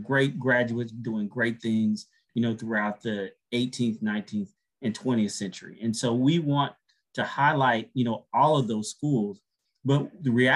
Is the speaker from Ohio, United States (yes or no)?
no; Texas, United States; now in Atlanta, United States; I've been in Atlanta a long time, but, you know, I'm from Texas